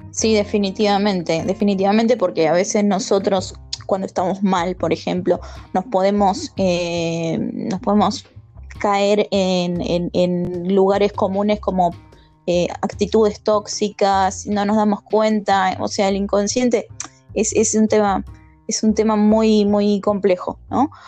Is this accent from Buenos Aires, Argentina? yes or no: yes; Buenos Aires, Argentina; soy de Buenos Aires, Argentina